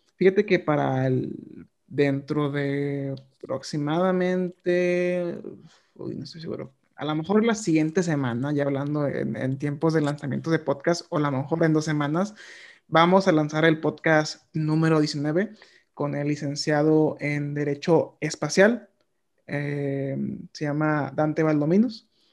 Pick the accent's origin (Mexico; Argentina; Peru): Mexico; nosotros como mexicanos